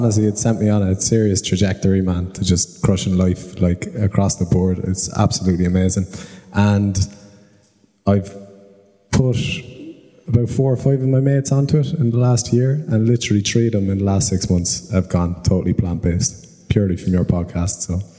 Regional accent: Cork, Munster, Ireland; So I'm from Cork, but I just came up to come to this for a couple of days. I got some family here in Dublin

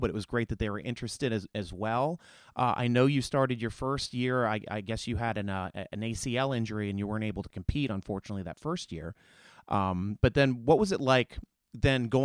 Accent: Williamsport, Pennsylvania, United States; I grew up in northern central Pennsylvania, actually in Little League World Series country called Williamsport, Pennsylvania.

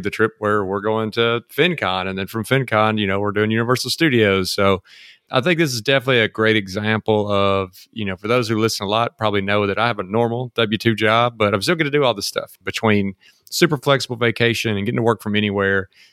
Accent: Mississippi, United States; now in Texas, United States; came back home to Mississippi

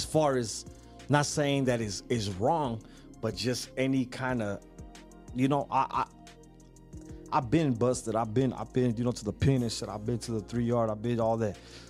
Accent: San Diego, California, United States; I'm from the South Bay. I'm from the San Diego. I'm from...

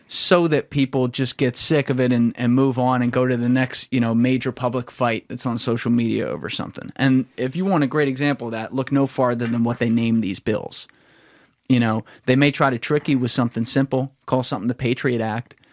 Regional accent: the South, United States; accent: Southern; of my southern accent.

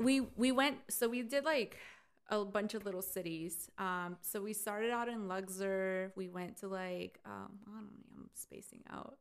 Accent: United States; Pero yo no soy mexicana. Like I wish I was 100% mexicana, pero soy I'm Mexican American.

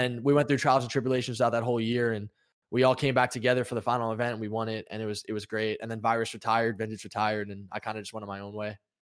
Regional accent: New York, United States; I'm from New York and I was, like, a tri-state

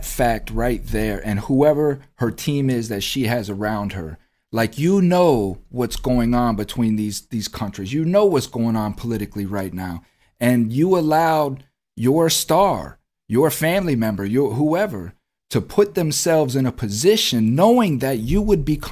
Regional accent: United States; we're Americans

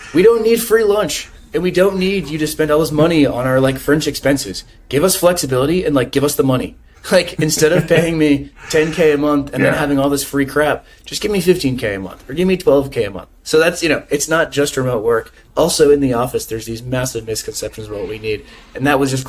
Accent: United States; I'm American

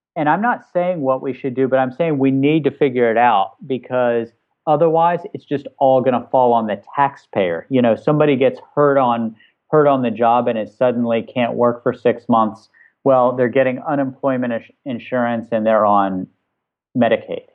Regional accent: West Virginia, United States; where I grew up in West Virginia, working class West Virginia

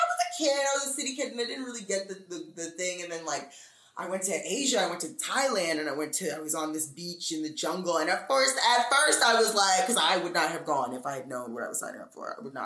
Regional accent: Brooklyn, New York, United States; Bed-Stuy, Brooklyn, Bed-Stuy.

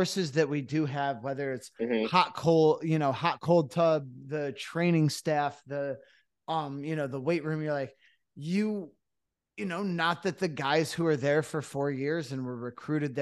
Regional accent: Cooperstown, New York, United States; I'm from Cooperstown originally

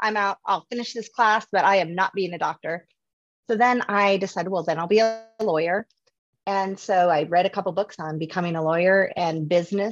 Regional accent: North Dakota, United States; moved away as an adult; also born or lived in Oregon; now in Arizona, United States; I am from North Dakota

